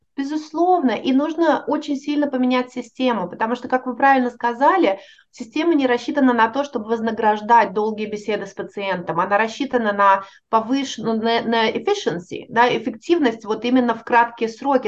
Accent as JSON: {"language": "Russian", "country": "Russia", "moved": "as an adult", "lives_now": "United States", "said": "я уехала из России"}